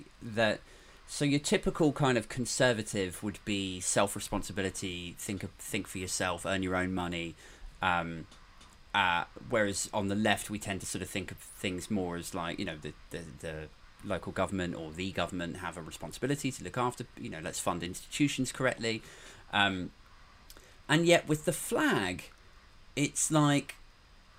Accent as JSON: {"language": "English", "country": "United Kingdom", "tie": "born or raised there", "said": "I'm happy that I'm from the UK, and I feel very fortunate that I was born here and that I grew up here"}